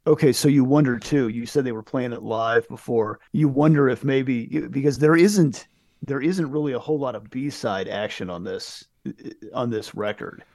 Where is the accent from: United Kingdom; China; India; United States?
United States; we grew up in America where there's a million things